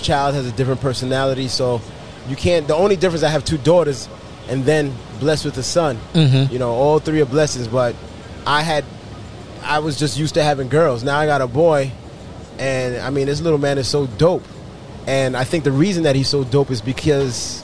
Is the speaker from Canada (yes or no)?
no; New York, United States; now in Florida, United States; We're from New York